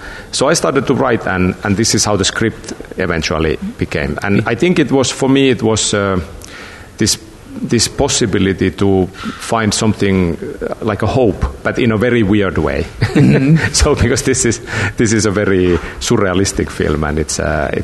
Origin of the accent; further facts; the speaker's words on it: Lapland, Finland; the north of Finland, where I come from. I grew up in Lapland